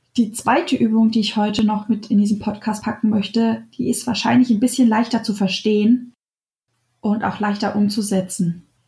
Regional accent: Germany; bei uns in Deutschland

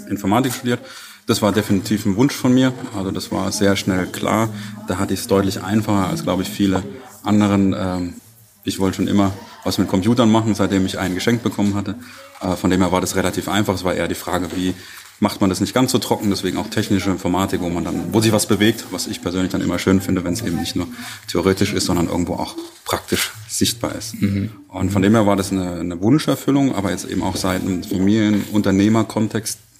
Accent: Heidelberg, Baden-Württemberg, Germany; Ich bin auch eben nicht in Waldenbuch aufgewachsen, sondern ein bisschen weiter weg in Heidelberg.

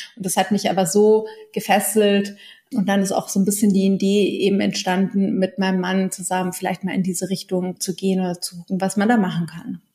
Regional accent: Munich, Bavaria, Germany; ich bin aufgewachsen im Münchner Süden in Alperlach

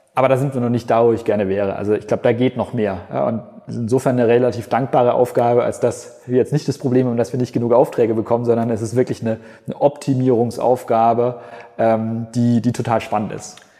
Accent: Germany

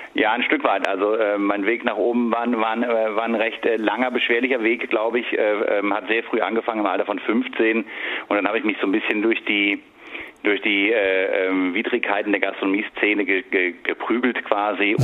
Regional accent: Sinzig, Rhineland-Palatinate, Germany; moved away as an adult; also born or lived in Berlin; in Sinzig, wo ich herkomme

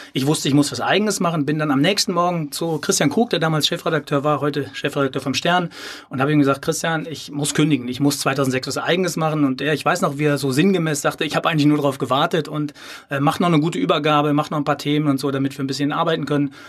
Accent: Sauerland, North Rhine-Westphalia, Germany; moved away as an adult; also born or lived in Cologne; ich bin ja gebürtiger Sauerländer

